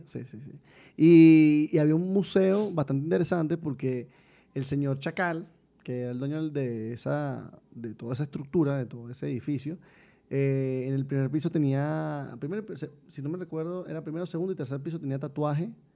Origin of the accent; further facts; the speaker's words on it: Venezuela; moved away as an adult; also born or lived in Colombia / Mexico; somos venezolanos